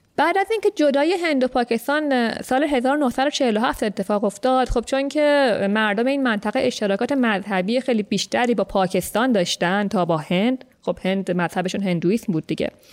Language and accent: Persian; Iran